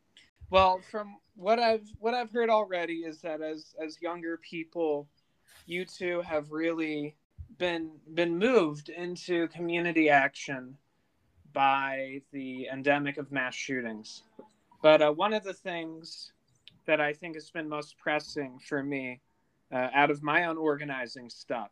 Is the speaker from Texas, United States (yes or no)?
no; Detroit, Michigan, United States; born or raised there